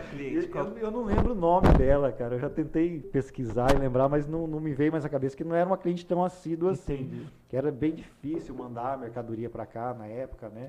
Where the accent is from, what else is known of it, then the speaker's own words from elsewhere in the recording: Ourinhos, São Paulo, Brazil; moved away as an adult; now in Rondonópolis, Brazil; eu nasci em Ourinhos, interior de São Paulo. É uma cidade hoje de pouco mais de 100 mil habitantes. Quando eu morei lá até 2006, quando me mudei para Rondonópolis